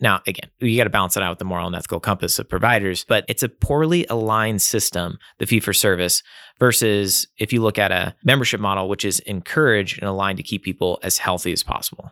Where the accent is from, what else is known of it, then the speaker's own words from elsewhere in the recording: Nine Mile Falls, Washington, United States; I grew up in Nine Mile Falls, kind of just, uh, west of Spokane